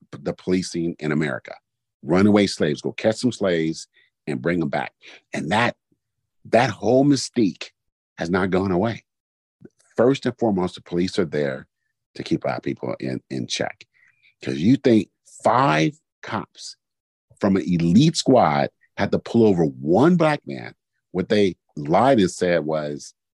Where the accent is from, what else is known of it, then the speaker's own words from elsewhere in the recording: Oakland, California, United States; when I grew up in East Oakland